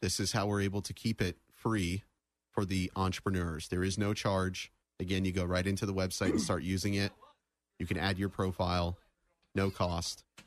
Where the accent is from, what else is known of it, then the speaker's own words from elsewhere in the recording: Daytona Beach, Florida, United States; I was born and raised in the Daytona Beach area